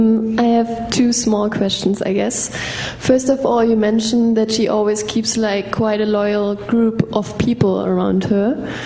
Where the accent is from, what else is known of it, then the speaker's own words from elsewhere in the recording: Germany; accent: German; English is a second language; I'm German.